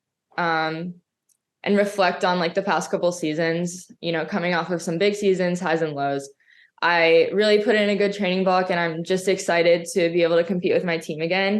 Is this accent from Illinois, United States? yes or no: no; Florida, United States; I'm from Florida